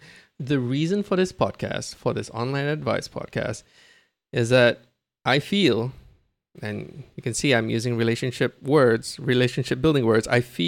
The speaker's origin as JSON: {"language": "English", "country": "Singapore", "said": "I'm a Singaporean man. I'm 37 this year."}